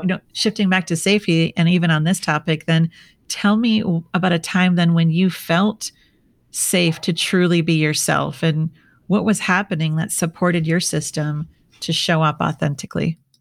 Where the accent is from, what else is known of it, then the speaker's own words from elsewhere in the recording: Minnesota, United States; now in San Diego, United States; I'm from Minnesota